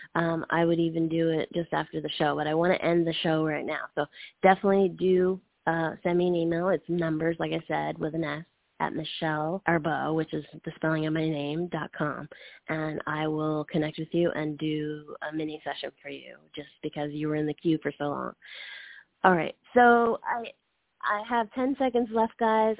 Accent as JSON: {"language": "English", "country": "Canada", "tie": "born or raised there", "moved": "yes", "said": "I'm from Canada"}